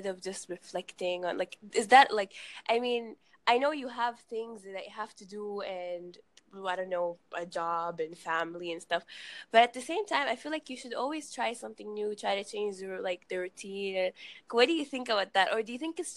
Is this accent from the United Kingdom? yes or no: no; Sudan; now in Qatar; I'm from Sudan actually. So I live here